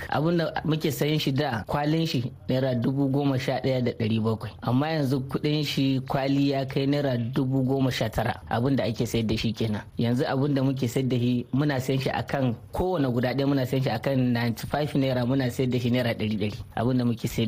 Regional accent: Niger; now in Minna, Nigeria; ni dan Niger ne da nake kasuwanci a Najeriya cikin garin Mina.

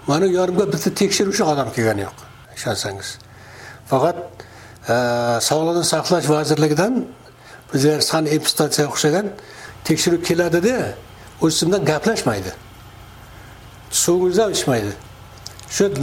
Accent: Kyzylkum, Navoiy Region, Uzbekistan; moved away as an adult; now in United States; mani o'zim qizilqumda tug'ilganman

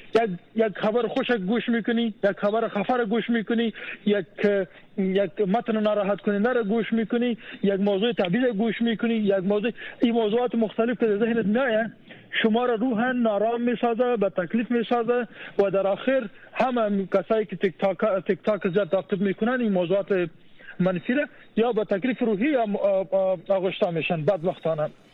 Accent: Afghanistan; moved away; ما در افغانستان بزرگ شدیم

